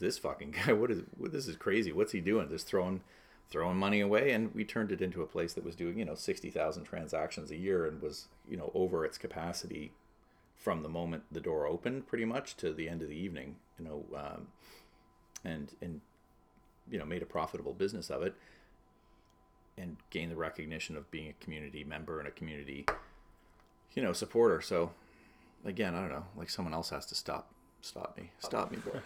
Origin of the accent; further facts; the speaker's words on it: Toronto, Ontario, Canada; I grew up in North Toronto